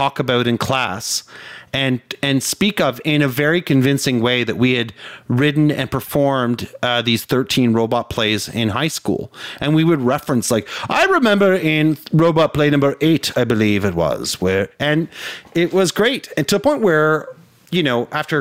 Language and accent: English; Canada; as a Canadian